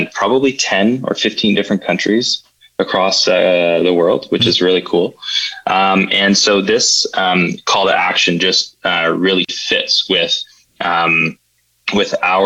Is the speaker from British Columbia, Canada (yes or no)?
no; Ottawa, Ontario, Canada; also born or lived in Toronto; I'm born and raised in Ottawa